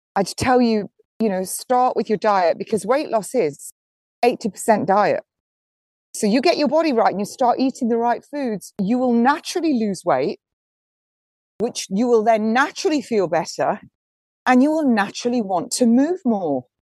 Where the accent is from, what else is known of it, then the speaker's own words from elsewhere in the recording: Nottingham, East Midlands, United Kingdom; moved away; That's actually my hometown. Nottingham, my home city